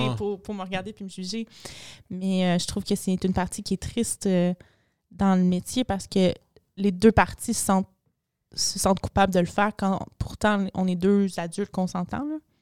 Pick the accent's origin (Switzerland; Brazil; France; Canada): Canada; Montreal, Quebec; je viens de Montréal, le plus chaud au Canada